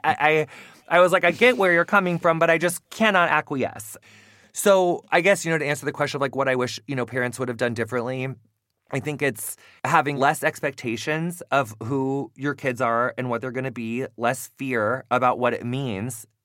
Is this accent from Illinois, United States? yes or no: yes; Quincy, Illinois, United States; moved away; I come from Quincy, Illinois